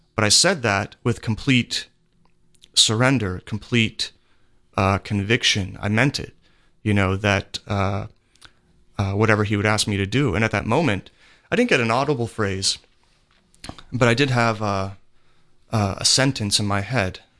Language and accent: English; Pennsylvania, United States; I'm from Pennsylvania